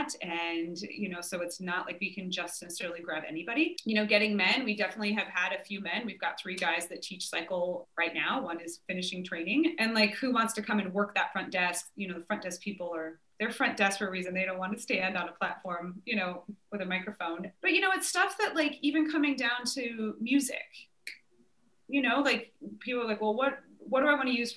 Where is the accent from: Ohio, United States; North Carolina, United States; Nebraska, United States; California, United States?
Nebraska, United States; now in Richmond, United States; I grew up in Nebraska